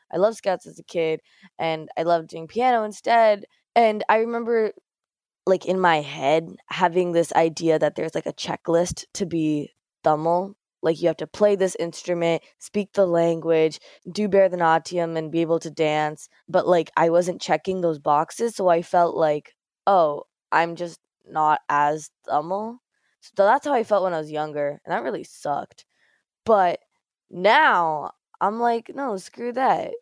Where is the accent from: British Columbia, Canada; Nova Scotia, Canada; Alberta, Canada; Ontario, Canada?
Ontario, Canada; Mississauga; growing up in Mississauga, near Toronto